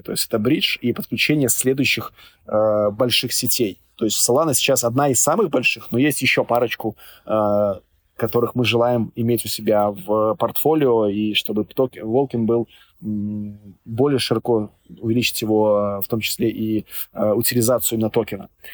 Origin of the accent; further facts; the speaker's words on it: Minsk, Belarus; я вот сам родом из Минска